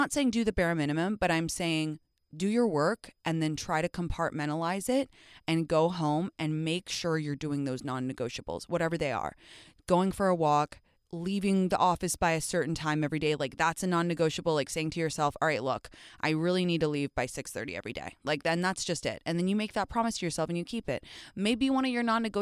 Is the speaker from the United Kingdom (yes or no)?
yes; England, United Kingdom; I'm from England